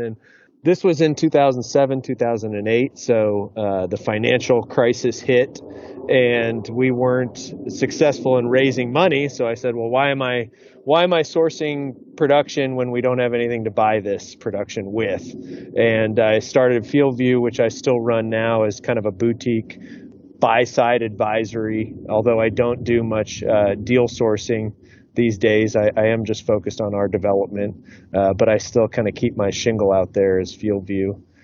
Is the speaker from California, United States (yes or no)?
yes; San Diego, California, United States; I'm born and raised in San Diego